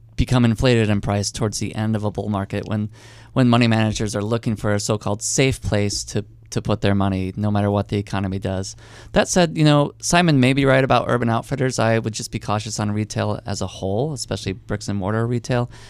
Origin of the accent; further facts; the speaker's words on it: Chicago, Illinois, United States; growing up in Chicago in the early nineties